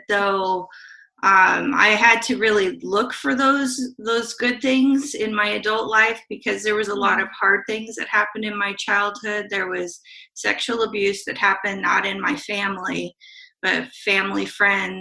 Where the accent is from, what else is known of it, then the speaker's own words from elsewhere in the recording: Salem, Oregon, United States; also born or lived in Portland, Oregon; I was born in Salem and grew up between Salem and an outskirt of Portland